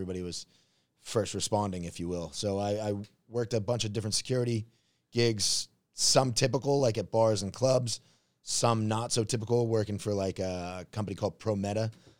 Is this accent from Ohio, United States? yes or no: no; Marblehead, Massachusetts, United States; moved away as an adult; also born or lived in Los Angeles; now in Thailand; I grew up in Marblehead, Massachusetts. I'm repping Marblehead right now. Maddie's Sail Loft, small sailor town.